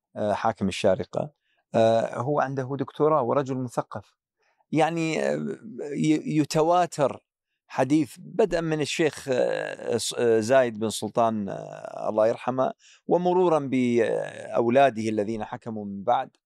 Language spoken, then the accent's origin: Arabic; Iraq; كعراقي، كعراقي